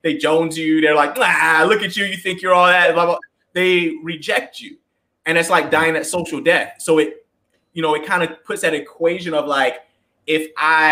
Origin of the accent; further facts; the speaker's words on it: the South, United States; I grew up in the South in a very kind of like religious home